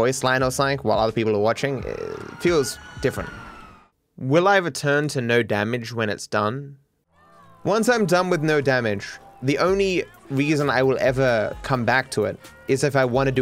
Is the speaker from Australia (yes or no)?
yes; Australia; I'm Australian